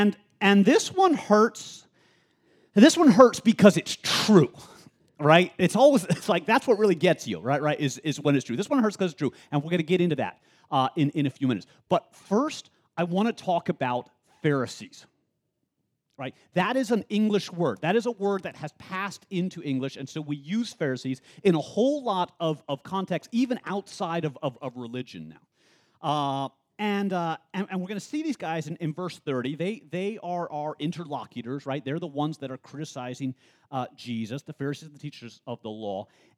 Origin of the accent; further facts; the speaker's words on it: the South, United States; I'm really big into y'all. That's not because I'm a Southerner, and I'm not really trying to affect the Southerner thing.